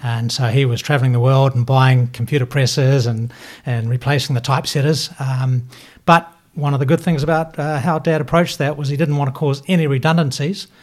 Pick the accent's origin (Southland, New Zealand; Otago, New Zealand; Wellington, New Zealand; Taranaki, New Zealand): Southland, New Zealand; Invercargill; moved away as an adult; also born or lived in United States; now in Auckland, New Zealand; I'm from Invercargill.